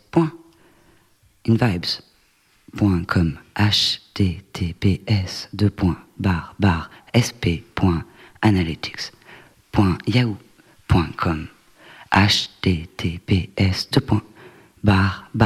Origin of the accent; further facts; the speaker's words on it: Bordeaux, Nouvelle-Aquitaine, France; accent: Bordeaux; C'est mon accent bordelais.